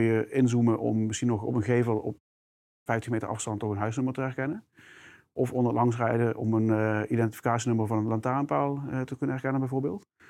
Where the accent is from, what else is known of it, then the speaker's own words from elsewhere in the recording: South Limburg, Netherlands; je hoort misschien al mijn accent. Eh, ik, ik, kom uit Limburg, heel specifiek uit Zuid-Limburg.